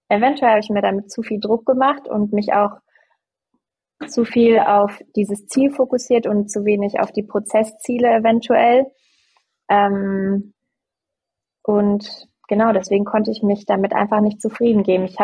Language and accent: German; Hamburg, Germany; bei uns in Hamburg ist es ja nicht Karneval, sondern Fasching.